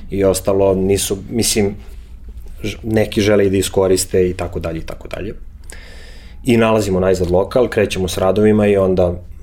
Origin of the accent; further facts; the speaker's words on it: Belgrade, Serbia; moved away as an adult; also born or lived in Milan, Italy; ja iz Beograda zapravo nisam otišao zato što mi je bilo loše.